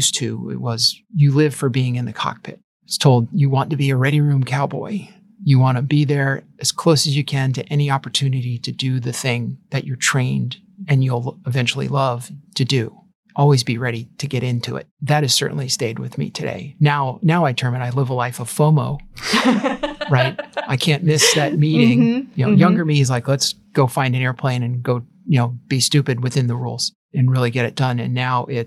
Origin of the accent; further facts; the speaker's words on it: Long Island, New York, United States; I grew up on Long Island